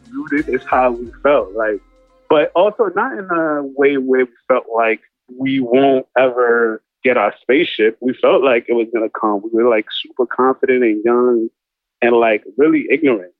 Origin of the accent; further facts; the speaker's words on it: New York City, New York, United States; I grew up in Brooklyn